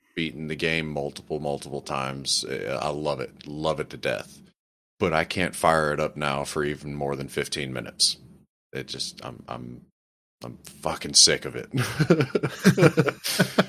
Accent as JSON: {"language": "English", "town": "New Orleans", "region": "Louisiana", "country": "United States", "tie": "born or raised there", "said": "I grew up in South Louisiana, specifically around the city of New Orleans"}